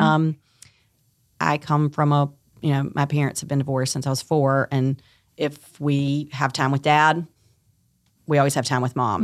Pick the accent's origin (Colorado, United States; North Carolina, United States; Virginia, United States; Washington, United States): North Carolina, United States; Tarboro; moved away as an adult; also born or lived in New York City; I'm born and raised in Tarboro, North Carolina